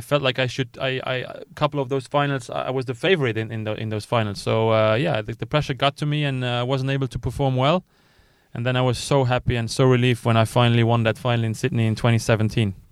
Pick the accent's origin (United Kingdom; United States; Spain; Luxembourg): Luxembourg; I was coming from Luxembourg